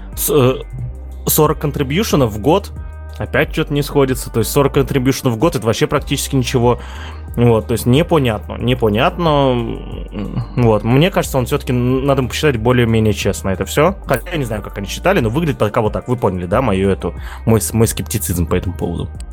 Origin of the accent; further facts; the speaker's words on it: Russia; я как житель сверхдержавы